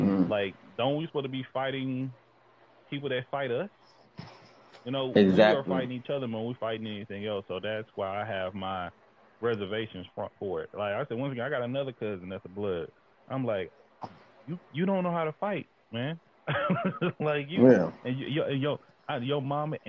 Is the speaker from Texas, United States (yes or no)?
yes; East Texas, United States; now in Pacific Northwest, United States; I'm from East Texas. I'm like, we from this podunk town